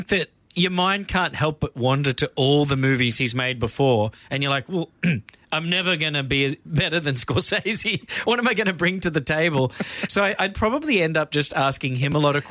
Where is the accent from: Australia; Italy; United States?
Australia; I'm Australian